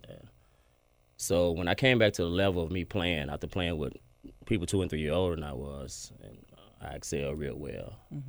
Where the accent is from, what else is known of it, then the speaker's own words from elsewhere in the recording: Fairley, Tennessee, United States; moved away as an adult; also born or lived in Kansas / Jackson / Houston, Texas; now in Memphis, United States; I'm from Fairley. I moved to Kansas and Jackson playing baseball and eventually played ball at Texas Southern in Houston. Stayed down there 16 years.